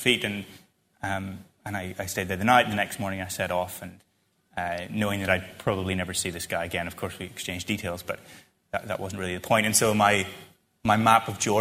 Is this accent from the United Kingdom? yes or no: yes; Northern Ireland, United Kingdom; I feel very attached to that very specific spot where I grew up in Ireland